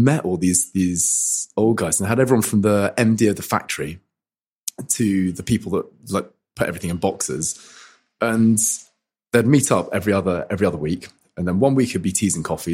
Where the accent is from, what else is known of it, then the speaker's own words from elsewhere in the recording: London, United Kingdom; I was born in Guy's Hospital. And I still live in Southwark